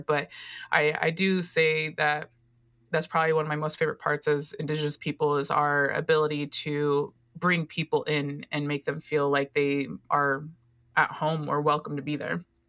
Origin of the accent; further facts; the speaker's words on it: Oregon, United States; That's my home state